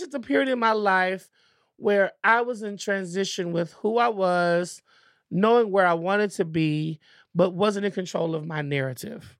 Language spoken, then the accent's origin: English; Richmond, Virginia, United States; I am from Virginia